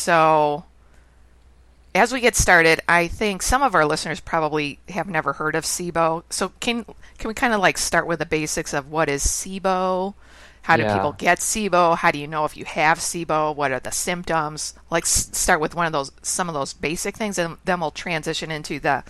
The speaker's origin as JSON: {"language": "English", "town": "Chicago", "region": "Illinois", "country": "United States", "moved": "yes", "said": "Oh, I'm originally from Chicago."}